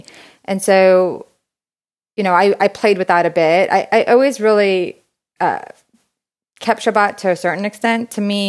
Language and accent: English; New York City, New York, United States; So I grew up in Brooklyn, New York, born and raised there. My parents are both Israeli.